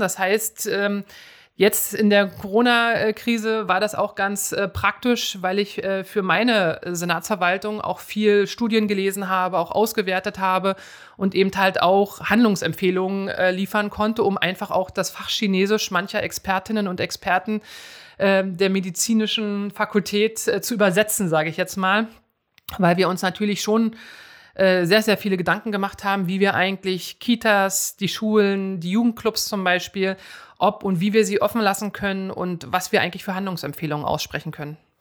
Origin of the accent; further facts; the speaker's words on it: Schönefeld, Brandenburg, Germany; also born or lived in Cottbus / Eichwalde; ich bin da nur geboren. Aufgewachsen bin ich aber in Schönefeld bei Berlin.